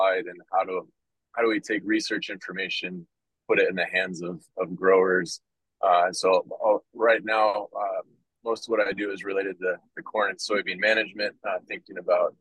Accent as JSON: {"language": "English", "region": "Washington", "country": "United States", "tie": "born or raised there", "moved": "as an adult", "lives_now": "Nebraska, United States", "said": "I grew up in the Pacific Northwest, out in Washington State"}